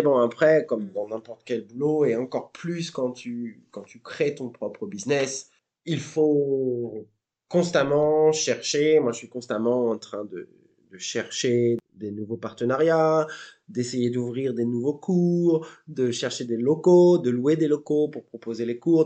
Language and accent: French; Seine-Maritime, a small village in Normandy, France; moved away as an adult; now in Melbourne, Australia; je viens d'un petit village reculé de Normandie. voilà, donc pas très loin de Rouen, à deux heures de Paris, donc en Seine-Maritime